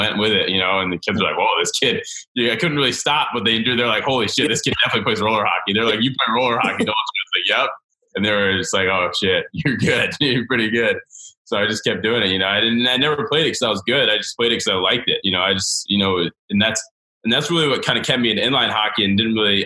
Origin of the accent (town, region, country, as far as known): Snellville, Georgia, United States; born or raised there; also born or lived in Gainesville, Florida